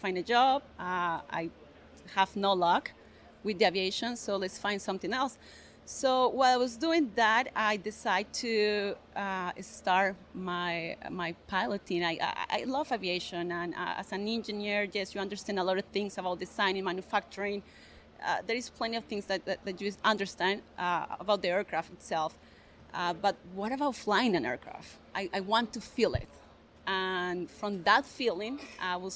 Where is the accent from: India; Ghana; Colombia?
Colombia; Granada; English is a second language; moved away as an adult; also born or lived in Bogota, Colombia; now in United States; I'm originally from Colombia, from a small town called Granada